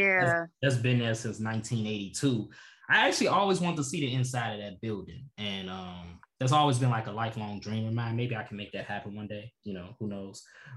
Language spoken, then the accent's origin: English; Chicago, Illinois, United States; we're talking about Chicago because obviously we're from Chicago. That's all we know.